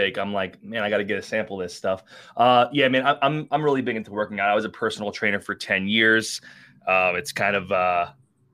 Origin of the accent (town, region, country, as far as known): Long Island, New York, United States; born or raised there